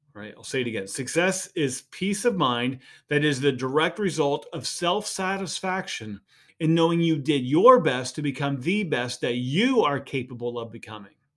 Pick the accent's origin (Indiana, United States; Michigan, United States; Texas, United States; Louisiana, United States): Indiana, United States; So I grew up in Indiana